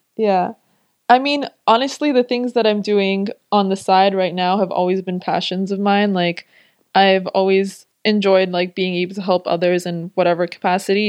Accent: Los Angeles, California, United States; moved away as an adult; now in New York, United States; I'm from Los Angeles, so I thought I was gonna stay in L

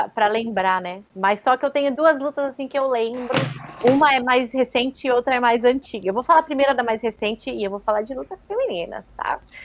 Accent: Brazil; somos brasileiros

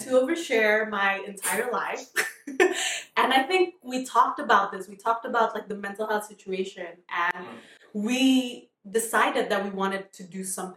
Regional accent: Jakarta, Indonesia; now in Sydney, Australia; I'm from Jakarta, Indonesia.

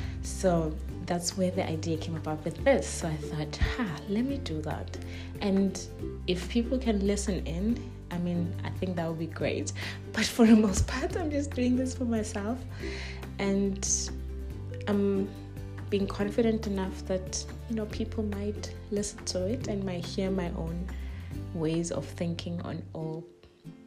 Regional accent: Soweto, Gauteng, South Africa; also born or lived in Cape Town, South Africa; now in Germany; I grew up in Soweto. As a Sowetan lady, as a Sowetan girl

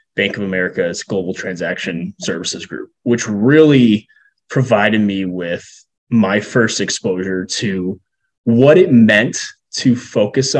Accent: Chicago, Illinois, United States; also born or lived in Southern California; born and raised in the Chicagoland area with a 7-year detour in Southern California

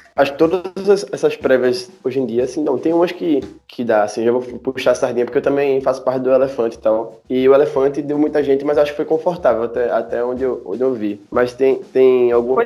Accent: Olinda, Pernambuco, Brazil; E a minha infância eu morava no Varadouro, que é logo ali, perto do sítio histórico.

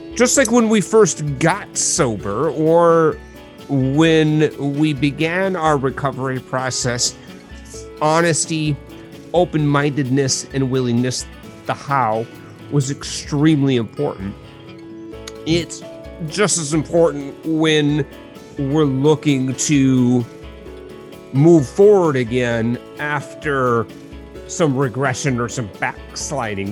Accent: Midwest, Minnesota, United States; I am a Midwesterner

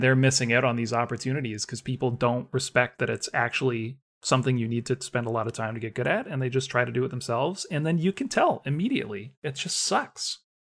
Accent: Canada; growing up in Canada

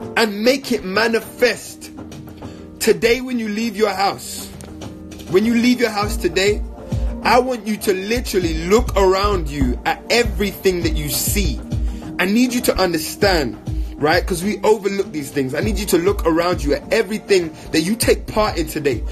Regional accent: London, United Kingdom; I grew up in London

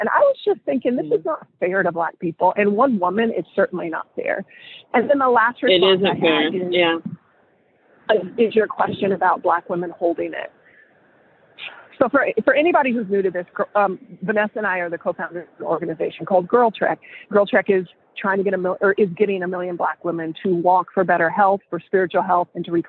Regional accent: Mississippi, United States; I'm from Mississippi.

